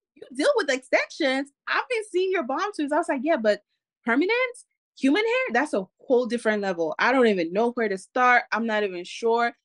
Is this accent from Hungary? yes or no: no; Cameroon; I come from Cameroon, West Africa